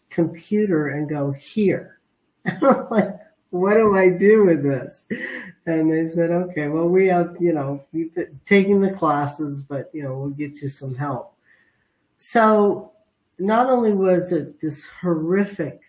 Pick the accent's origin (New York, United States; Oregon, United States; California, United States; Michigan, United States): California, United States; Los Angeles; I was raised in the San Fernando Valley.